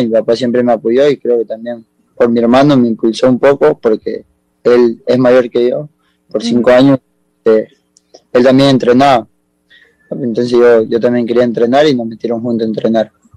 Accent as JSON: {"language": "Spanish", "region": "Esmeraldas", "country": "Ecuador", "tie": "born or raised there", "also_born_or_lived": "Guayaquil, Ecuador", "moved": "yes", "lives_now": "Córdoba, Argentina"}